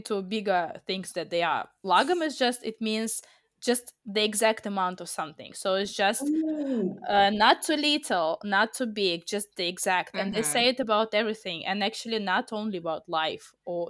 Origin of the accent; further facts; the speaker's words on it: Russia; we are from Russia